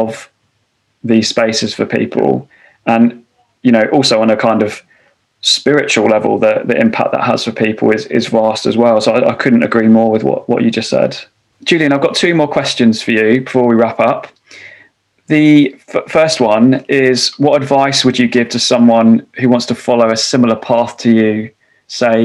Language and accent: English; London, United Kingdom; I grew up in London